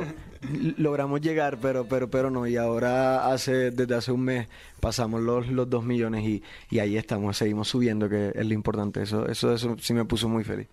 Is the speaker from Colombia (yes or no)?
yes; Barranquilla, Atlántico, Colombia